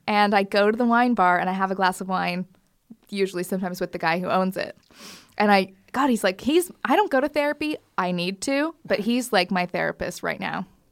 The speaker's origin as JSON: {"language": "English", "country": "Canada", "tie": "born or raised there", "moved": "yes", "said": "growing up in Canada, we used to just leave our front door wide open"}